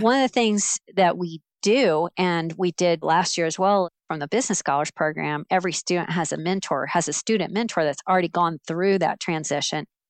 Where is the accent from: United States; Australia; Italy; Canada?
United States; Central Florida; moved away as an adult; also born or lived in Alabama; I grew up in Central Florida